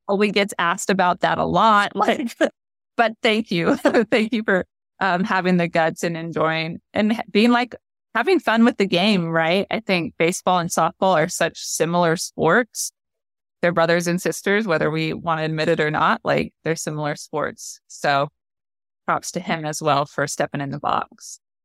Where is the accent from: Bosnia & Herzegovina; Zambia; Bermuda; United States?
United States; also born or lived in Japan; as an American